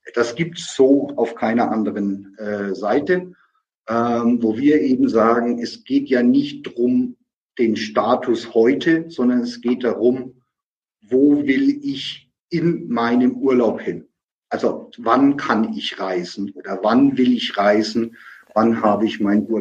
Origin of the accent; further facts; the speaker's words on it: Nuremberg, Bavaria, Germany; aus meiner Heimatstadt äh, Nürnberg-Fürth